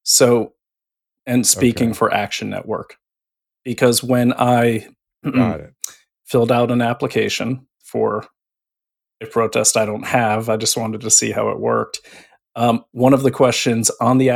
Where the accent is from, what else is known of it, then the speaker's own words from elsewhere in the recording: New England, United States; I'm from New England